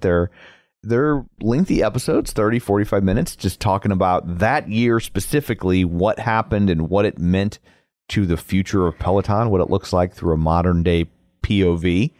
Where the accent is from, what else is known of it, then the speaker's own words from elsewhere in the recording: United States; I'm American